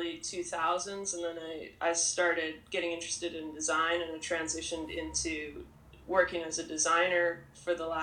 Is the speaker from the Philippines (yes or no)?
no; Kelowna, British Columbia, Canada; I'm from British Columbia, Canada. I grew up, like, about a 6-hour drive inland from Vancouver near a town called Kelowna.